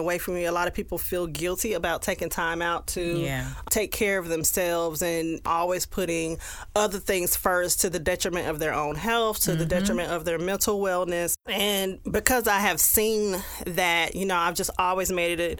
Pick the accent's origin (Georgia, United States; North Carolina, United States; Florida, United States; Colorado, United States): North Carolina, United States; near Fort Bragg; Fort Bragg, North Carolina, that's nearby my hometown